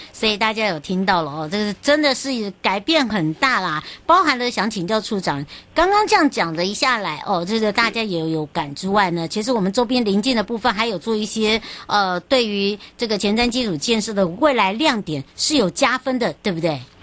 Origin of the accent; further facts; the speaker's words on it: Hualien County, Taiwan; 回到我的故乡，也就是花莲咯